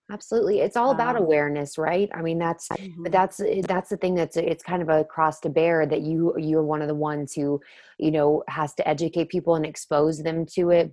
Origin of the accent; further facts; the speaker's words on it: the South, United States; I'm from the South